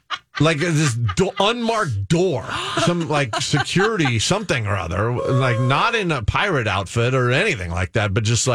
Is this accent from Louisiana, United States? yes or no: no; Los Angeles, California, United States; I grew up in Los Angeles